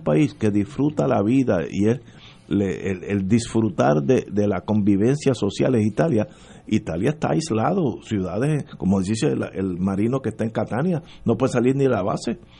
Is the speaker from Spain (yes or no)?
no; Puerto Rico; somos puertorriqueños